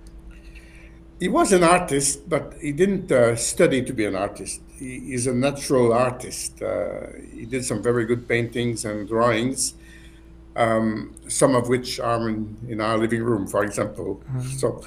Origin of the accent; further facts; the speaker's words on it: Montreal, Quebec, Canada; also born or lived in Bath, United Kingdom / London, United Kingdom; I was born in Montreal on the 15th of January, 1950.